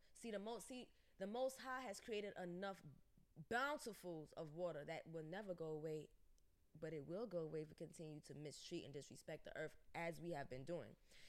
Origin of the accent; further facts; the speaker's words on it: New York City, New York, United States; I'm from Brooklyn, baby.